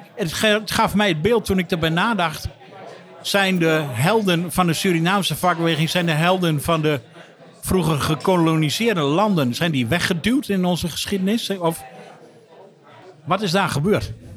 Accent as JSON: {"language": "Dutch", "region": "Drenthe", "country": "Netherlands", "said": "ik als uh, Drent"}